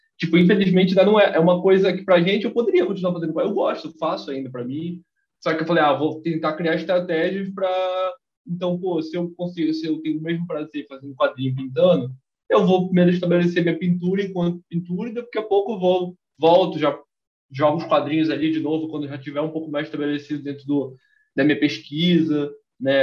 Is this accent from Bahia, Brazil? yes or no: no; Belém, Pará, Brazil; Eu sou de Belém